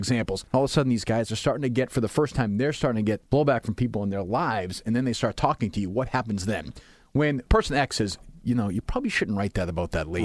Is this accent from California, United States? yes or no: no; Winchester, Massachusetts, United States; I grew up in Winchester, and my family had some means